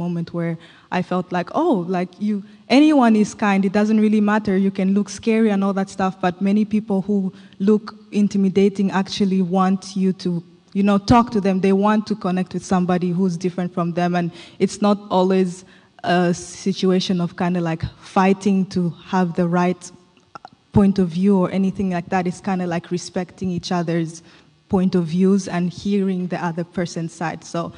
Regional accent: DR Congo; also born or lived in Zambia; now in United States; So I was born in Zambia, grew up in Congo, and I moved to the U.S. like a few years ago, like I think 6 or 7.

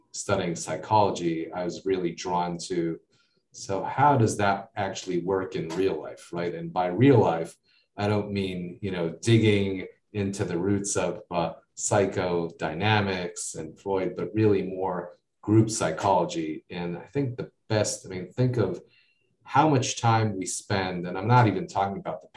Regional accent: United States; accent: American; now in Israel; I grew up in the States

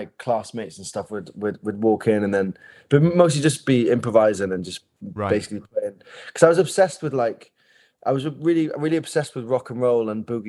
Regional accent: Neath, Wales, United Kingdom; in Neath where I grew up in South Wales

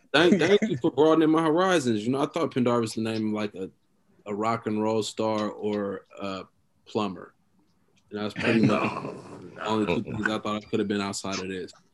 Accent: Oakland, California, United States; also born or lived in Columbus, Ohio; me growing up in Oakland.

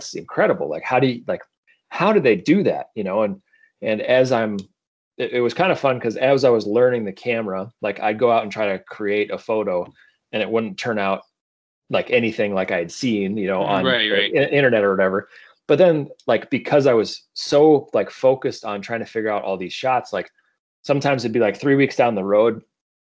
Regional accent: South Dakota, United States; moved away as an adult; also born or lived in Colorado; growing up, I grew up in South Dakota

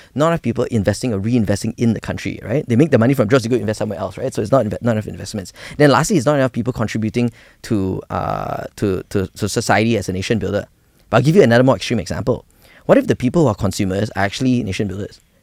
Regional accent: Malaysia; we, we grew up in Malaysia

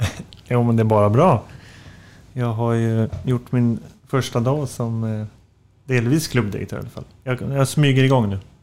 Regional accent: Floda, Västra Götaland, Sweden; Ja, men, eh, Göteborg och Alingsås, eh, däremellan. Floda heter det

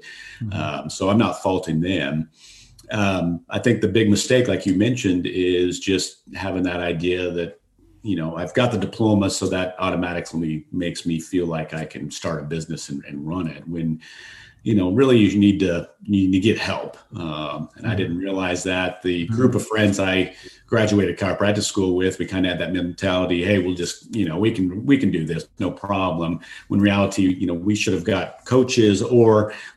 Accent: Colorado, United States; moved away as an adult; also born or lived in Phoenix, Arizona; now in Dallas, United States; I grew up in Colorado

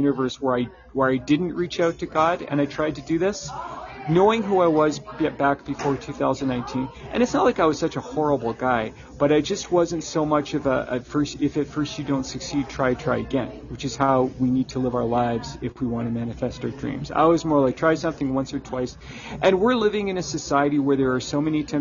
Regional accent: Canada; me as a Canadian

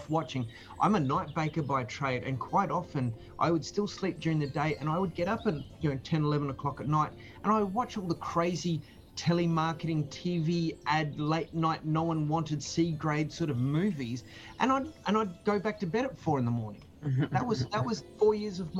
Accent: Katherine, Northern Territory, Australia; now in Adelaide, Australia; I was born down here, but I grew up in the Northern Territory up here.

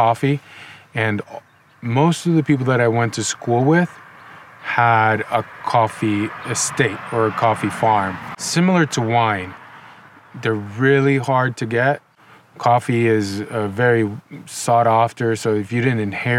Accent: Nicaragua; moved away as an adult; also born or lived in Los Angeles, United States; now in Ojai, United States; I grew up in Nicaragua. I moved to the United States in 2005

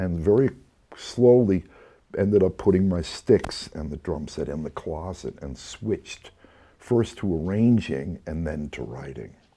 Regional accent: Red Bank, New Jersey, United States; moved away; also born or lived in Texas; the record store in my hometown, Red Bank, New Jersey

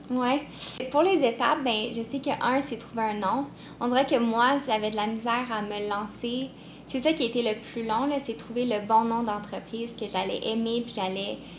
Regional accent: Montreal, Quebec, Canada; je viens de Montréal

